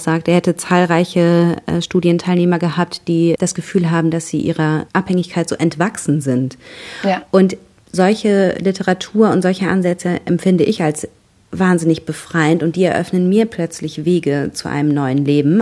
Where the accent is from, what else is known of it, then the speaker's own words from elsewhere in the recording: North Rhine-Westphalia, Germany; now in Bavaria, Germany; Ich komme ja aus Nordrhein-Westfalen, lebe mittlerweile in Bayern